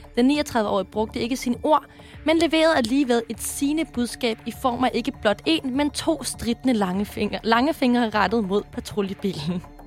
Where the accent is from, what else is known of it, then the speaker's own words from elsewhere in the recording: Sorø, Zealand, Denmark; jeg kommer fra Sorø